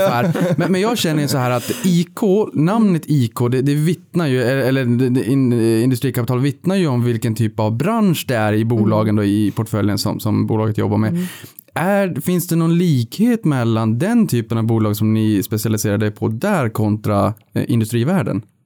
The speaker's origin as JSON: {"language": "Swedish", "region": "Norrbotten County", "country": "Sweden", "said": "Jag kommer från Norrbotten själv"}